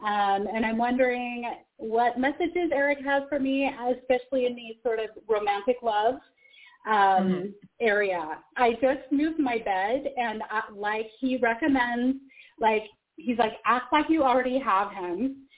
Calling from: Salt Lake City, Utah, United States; So I am calling from Salt Lake City.

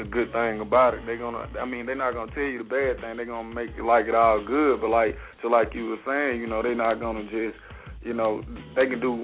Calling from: Columbus, Mississippi, United States; I'm calling from Columbus, Mississippi.

